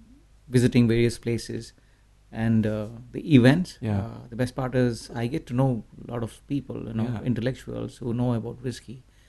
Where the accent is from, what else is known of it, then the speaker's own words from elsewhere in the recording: India; When you talk about India, the culture is entirely different.